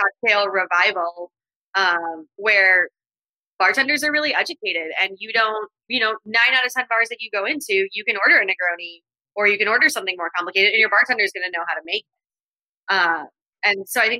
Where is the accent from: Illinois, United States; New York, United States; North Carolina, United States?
Illinois, United States; Chicago; I grew up in Chicago. I'm born and raised on the northwest side of the city